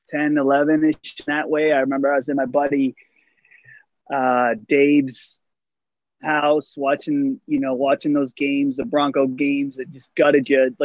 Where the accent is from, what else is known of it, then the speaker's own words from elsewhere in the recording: Wickliffe, Ohio, United States; moved away; I grew up in Wycliffe on the east side.